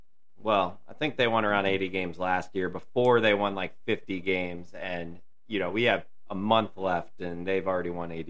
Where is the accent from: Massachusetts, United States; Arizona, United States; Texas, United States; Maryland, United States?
Maryland, United States; moved away as an adult; also born or lived in Pacific Northwest; now in Oregon, United States; I grew up in Maryland, but I've lived here for the past 6 years.